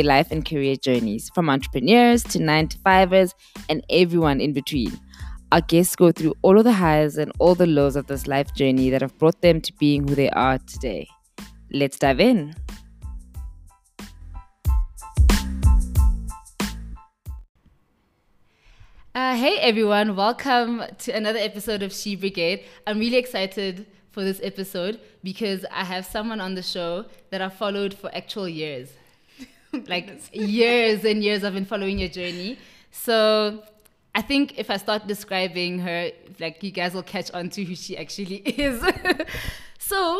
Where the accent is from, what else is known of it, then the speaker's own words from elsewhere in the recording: North West, South Africa; My fellow Northwest girl